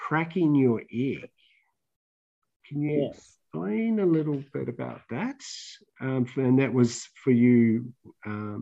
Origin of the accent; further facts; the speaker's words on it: New Zealand; I'm a Kiwi